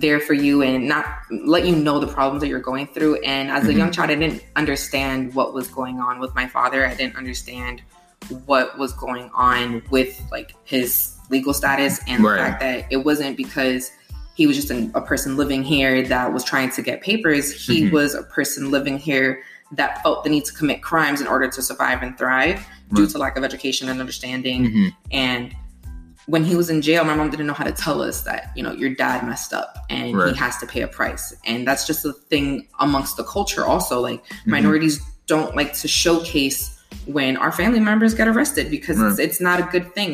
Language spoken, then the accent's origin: English; Miami, Florida, United States; I'm from Miami, from Liberty City, to be more specific. That's where I was raised